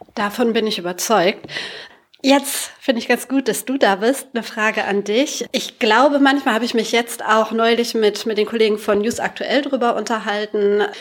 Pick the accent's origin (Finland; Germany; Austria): Germany; Sauerland, North Rhine-Westphalia; moved away; Wir kommen alle aus dem Sauerland